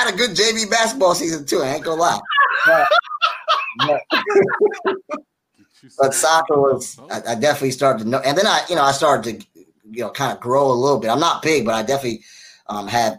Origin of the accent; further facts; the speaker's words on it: Sandy Springs, Georgia, United States; also born or lived in Washington, D.C. / Virginia; I was moved to Atlanta when I was like 96, right when the Olympics were happening. So when I was 8 years old, raised in Sandy Springs